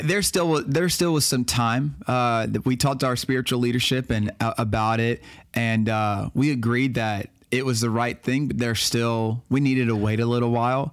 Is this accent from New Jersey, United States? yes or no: no; Baton Rouge, Louisiana, United States; moved away as an adult; also born or lived in Florida / West Monroe, Louisiana; I'm from Baton Rouge. I was born and raised.